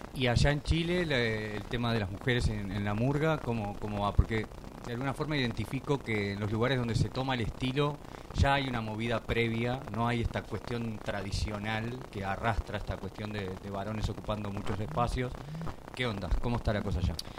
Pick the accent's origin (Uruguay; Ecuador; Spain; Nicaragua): Uruguay; moved away; como uruguayos al venir acá